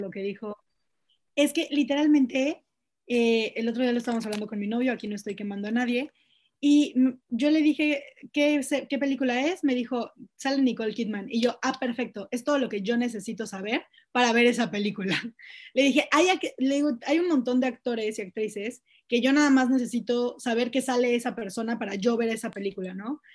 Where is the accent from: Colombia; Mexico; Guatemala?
Mexico; Mexico City; now in Yucatán, Mexico; yo soy de Ciudad de México, soy chilanga, pero vivo en Yucatán.